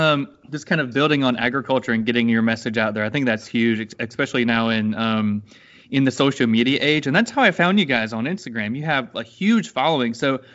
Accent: Florida, United States; I'm from Florida, and so it's, you know, very urban here. I'm on Panama City Beach, so it's right next to the beach.

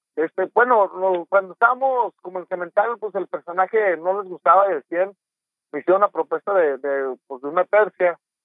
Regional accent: Torreón, Coahuila, Mexico; moved away as an adult; also born or lived in Mexico City; Torreón Coahuila, de donde soy originario

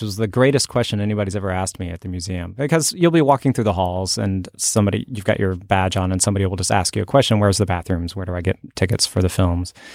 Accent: Fort Worth, Texas, United States; also born or lived in Oklahoma; I grew up mostly in Oklahoma and Texas. And when I was, I think, ten years old, we moved to Fort Worth

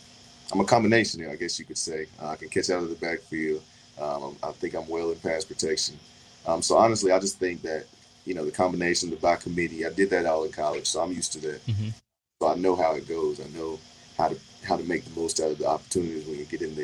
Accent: New London, North Carolina, United States; I grew up in New London, North Carolina

